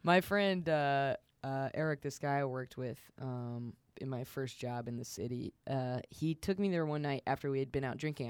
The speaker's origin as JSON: {"language": "English", "region": "the South", "country": "United States", "said": "I'm from the South"}